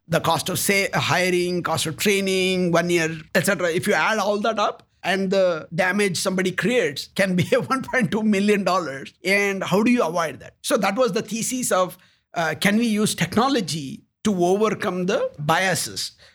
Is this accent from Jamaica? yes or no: no; South India, India; moved away as an adult; also born or lived in United States; now in Columbus, United States; I was born in India